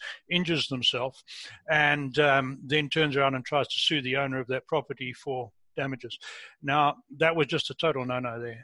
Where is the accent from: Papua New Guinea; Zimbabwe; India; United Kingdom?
Zimbabwe; moved away as an adult; also born or lived in South Africa; now in Canada; I grew up in a system under British rule in Rhodesia, as it was called, and then for 14 years in South Africa